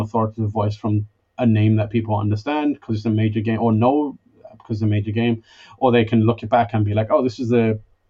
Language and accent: English; London, United Kingdom; moved away; I'm from London